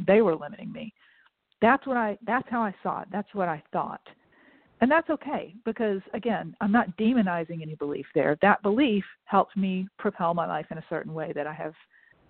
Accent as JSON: {"language": "English", "town": "Augusta", "region": "Georgia", "country": "United States", "tie": "born or raised there", "moved": "as an adult", "said": "I grew up in Augusta, Georgia"}